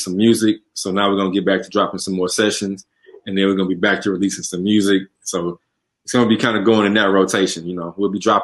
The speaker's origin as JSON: {"language": "English", "town": "Houston", "region": "Texas", "country": "United States", "said": "I'm from the South Side"}